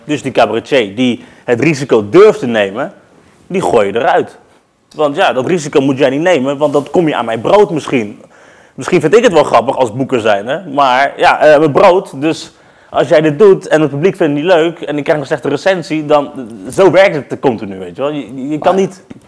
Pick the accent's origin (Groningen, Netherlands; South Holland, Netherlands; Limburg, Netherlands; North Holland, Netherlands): South Holland, Netherlands; The Hague; in de Schilderswijk